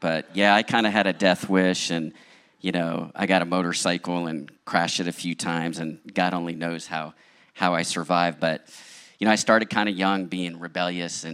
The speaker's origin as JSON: {"language": "English", "area": "outside of Philadelphia", "region": "Pennsylvania", "country": "United States", "tie": "born or raised there", "also_born_or_lived": "Long Island, New York", "moved": "yes", "lives_now": "San Diego, United States", "said": "I was born in Long Island, New York, and we moved outside of Philadelphia"}